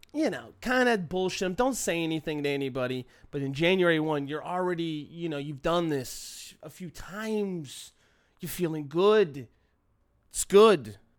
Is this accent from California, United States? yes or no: yes; Long Beach, California, United States; you grow up in the shadow of the city of L A, where I'm from, in Long Beach